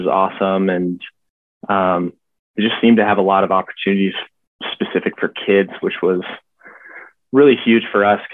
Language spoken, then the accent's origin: English; Montana, United States; moved away as an adult; also born or lived in Boise, Idaho; now in Cary, United States; I grew up in Montana